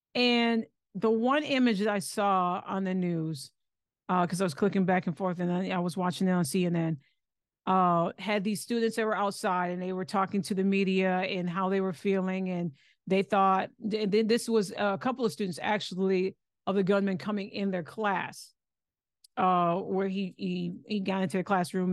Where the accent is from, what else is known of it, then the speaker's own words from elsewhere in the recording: Lansing, Michigan, United States; moved away as an adult; also born or lived in Ohio; now in Texas, United States; I'm originally from Lansing